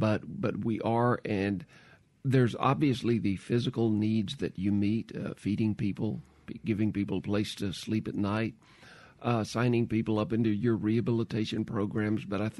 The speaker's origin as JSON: {"language": "English", "region": "Mississippi", "country": "United States", "said": "well, I'm from Mississippi. I really don't want to leave."}